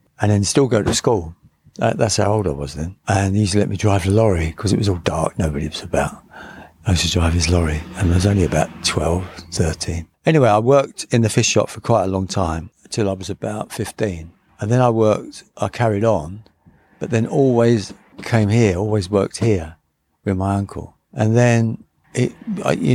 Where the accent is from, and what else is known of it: London, United Kingdom; born or raised there; also born or lived in Blackpool